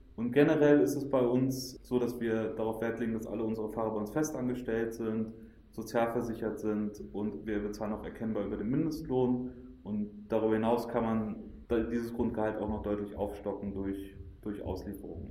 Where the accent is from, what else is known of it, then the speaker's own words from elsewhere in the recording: Helmstedt, Lower Saxony, Germany; moved away as an adult; also born or lived in Hanover, Germany; now in Berlin, Germany; ich bin in Helmstedt geboren und aufgewachsen, das ist 100 Kilometer entfernt